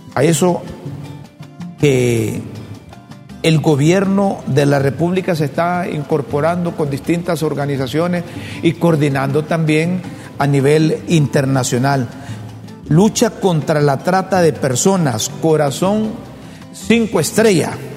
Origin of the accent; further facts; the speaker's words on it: Honduras; como hondureño